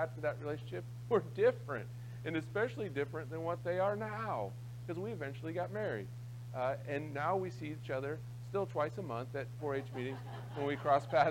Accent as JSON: {"language": "English", "town": "Croton", "region": "Ohio", "country": "United States", "tie": "born or raised there", "said": "I grew up in Licking County, out in a little town called Croton."}